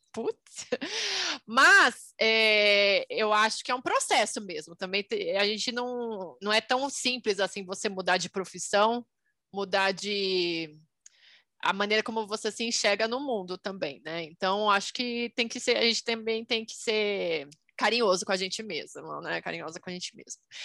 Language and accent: Portuguese; Brazil; sou brasileira e economista